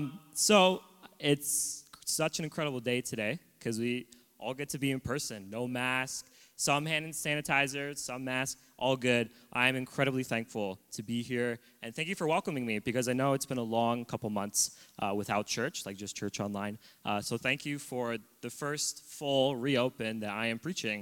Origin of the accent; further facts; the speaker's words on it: Oshawa, Ontario, Canada; moved away as an adult; now in Abbotsford, Canada; I'm originally from Ontario. I was born in Oshawa, which is an hour east of Toronto. I've grown up in a loving home of a Christian family